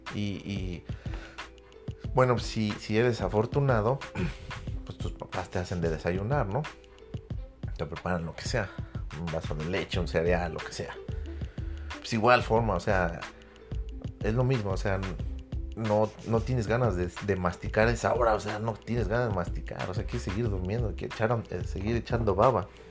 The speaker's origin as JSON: {"language": "Spanish", "country": "Mexico", "said": "como buen patriota, como buen mexicano"}